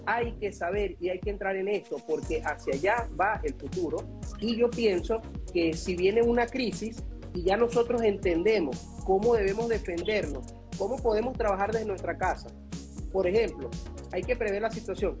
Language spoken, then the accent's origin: Spanish; Venezuela; yo soy venezolano